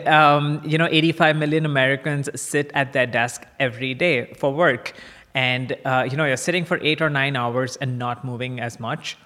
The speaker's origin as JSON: {"language": "English", "town": "Kolkata", "region": "West Bengal", "country": "India", "tie": "born or raised there", "also_born_or_lived": "Chicago", "moved": "as an adult", "said": "I grew up in India. Um, in a in a town called Calcutta, which is the eastern side of uh, the country, and I went to high school there"}